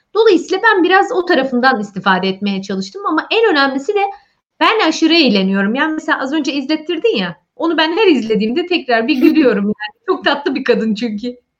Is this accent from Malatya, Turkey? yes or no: yes; Malatya, Turkey; born or raised there; first language Turkish